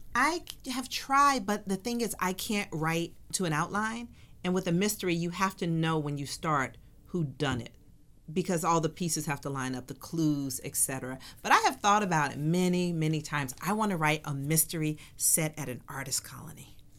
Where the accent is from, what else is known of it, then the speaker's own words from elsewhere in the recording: Atlanta, Georgia, United States; moved away as an adult; also born or lived in Tempe, Arizona; I grew up in Atlanta during the child murders.